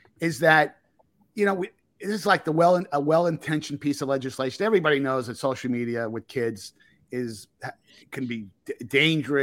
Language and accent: English; New Jersey, United States; where I grew up in New Jersey